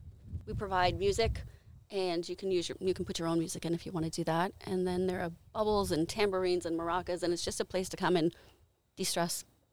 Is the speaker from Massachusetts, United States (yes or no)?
yes; Salem, Massachusetts, United States; also born or lived in Peabody, Massachusetts; I was born in Salem. Lived in Salem for a couple years when I was little.